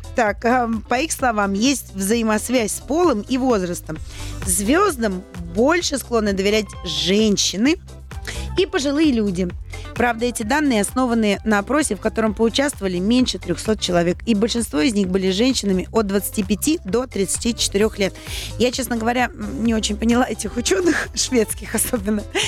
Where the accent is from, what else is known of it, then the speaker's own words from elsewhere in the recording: Saint Petersburg, Russia; Петербурге, в моем родном городе